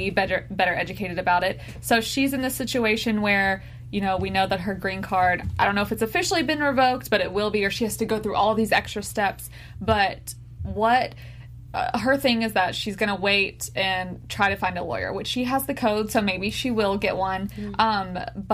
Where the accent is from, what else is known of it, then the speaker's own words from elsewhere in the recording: United States; I was born in the United States